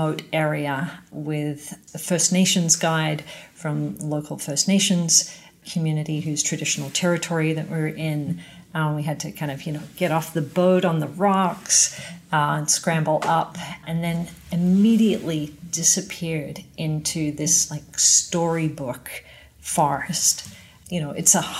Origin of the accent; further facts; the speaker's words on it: Australia; moved away as an adult; now in Canada; being an Aussie